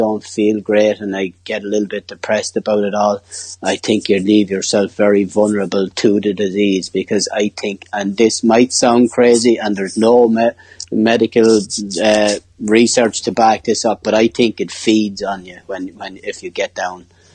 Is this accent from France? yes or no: no; Ireland; being the Irish lad